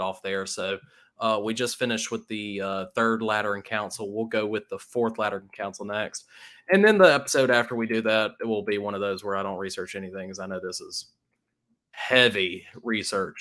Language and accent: English; Starkville, Mississippi, United States; I grew up in the Starkville area